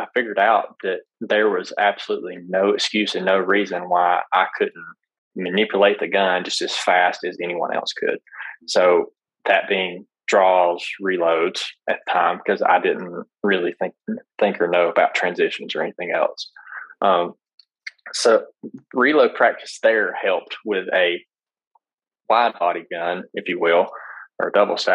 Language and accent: English; Alabama, United States; I'm from Alabama.